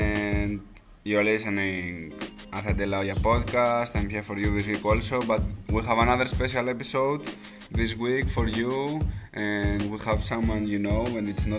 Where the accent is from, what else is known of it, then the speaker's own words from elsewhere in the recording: Greece; I'm from Greece